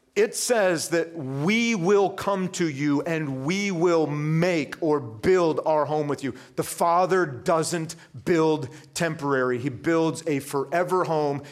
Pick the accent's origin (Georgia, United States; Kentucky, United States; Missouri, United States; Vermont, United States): Vermont, United States; I grew up in Vermont.